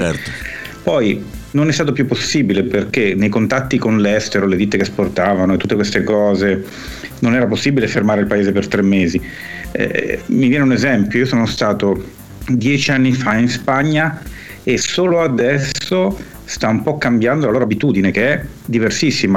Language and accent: Italian; Milan, Lombardy, Italy; sono cresciuto a Milano. Eh, la mia famiglia è di origine eh, napoletana